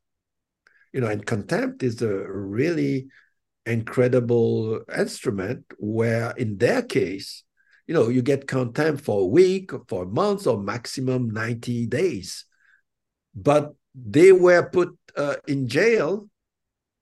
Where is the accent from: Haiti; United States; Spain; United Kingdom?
Haiti; I come from Haiti